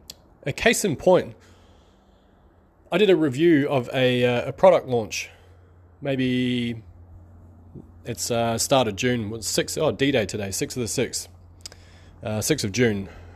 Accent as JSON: {"language": "English", "country": "New Zealand", "said": "Or actually, I'm from New Zealand, so we have a black and white bird called a magpie."}